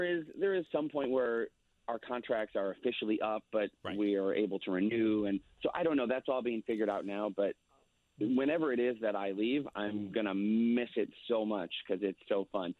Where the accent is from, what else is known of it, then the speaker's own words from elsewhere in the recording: Chicago, Illinois, United States; moved away; also born or lived in Southern California; I'm from Chicago